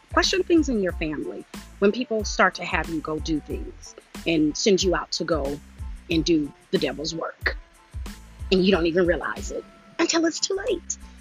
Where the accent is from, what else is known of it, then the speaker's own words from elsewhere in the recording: Detroit, Michigan, United States; I am from Detroit, 313. All right, all day, West Side